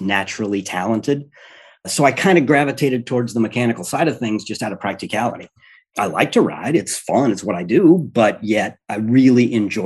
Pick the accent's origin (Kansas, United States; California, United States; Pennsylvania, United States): Kansas, United States; also born or lived in Albany; now in Milwaukee, United States; I grew up in Kansas